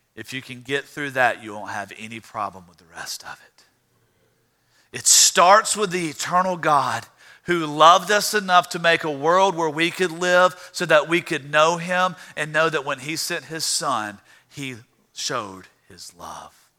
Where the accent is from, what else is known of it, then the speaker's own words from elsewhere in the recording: Louisiana, United States; I'm from Louisiana